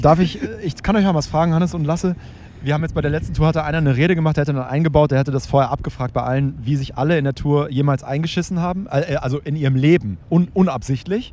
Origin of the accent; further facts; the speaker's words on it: Hamburg, Germany; wir kommen ja aus Hamburg